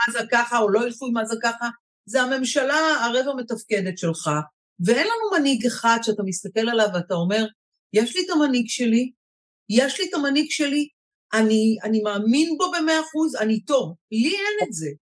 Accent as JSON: {"language": "Hebrew", "country": "Israel", "said": "אני בעיקר ישראלית, דור שלישי בארץ, והכי הכי ישראלית שיש, דור שני"}